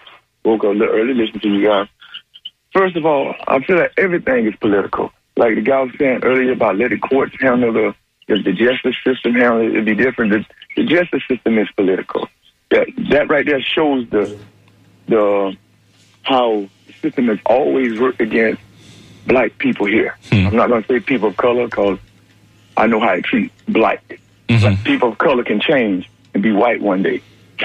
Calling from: Plant City, Florida, United States; from Plant City.

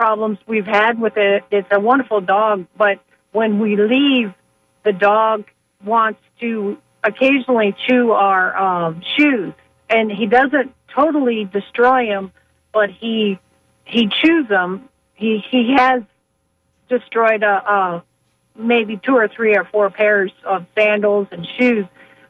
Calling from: Auburndale, Florida, United States; Oh, very good. I am from Auburndale

